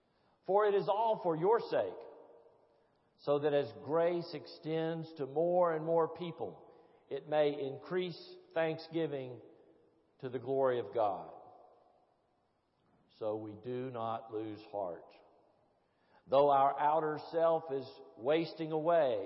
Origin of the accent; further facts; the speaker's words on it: Tennessee, United States; I'm a Presbyterian from Tennessee who married a Baptist from Georgia